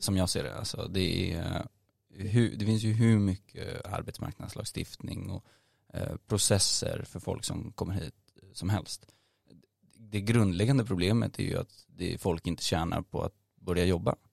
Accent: Nacka, Stockholm County, Sweden; jag är från Stockholm, eh, född i Stockholms stad, eh, men uppvuxen i Nacka framförallt, där jag bor nu också

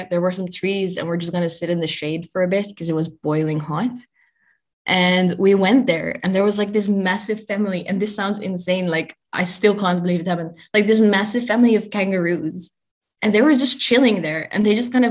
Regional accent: Netherlands; And so, luckily, I'm from the Netherlands. So I knew that I could go there fairly easily, even though it was during COVID.

